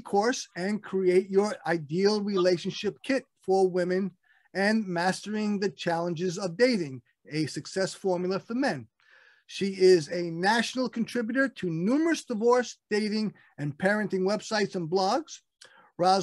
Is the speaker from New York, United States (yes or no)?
yes; Brooklyn, New York, United States; we're both from Brooklyn. I'm still in Brooklyn